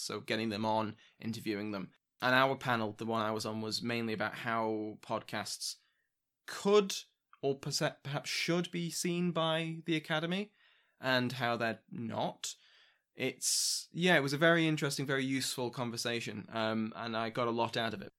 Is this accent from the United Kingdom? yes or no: yes; United Kingdom; I'm British